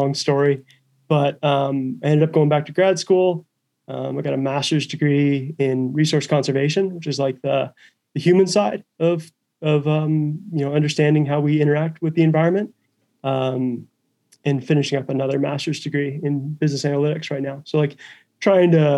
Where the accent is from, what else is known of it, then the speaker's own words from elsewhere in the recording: Western Montana, United States; I grew up in Western Montana